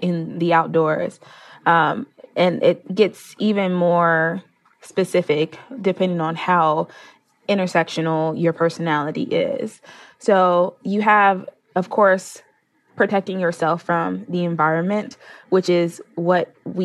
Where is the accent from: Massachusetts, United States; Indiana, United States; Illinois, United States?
Illinois, United States; Chicago; my hometown in Chicago